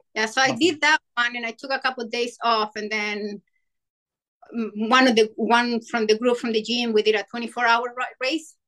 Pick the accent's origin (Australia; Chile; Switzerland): Chile; moved away as an adult; now in Virginia, United States; I'm from Chile, so I moved to the state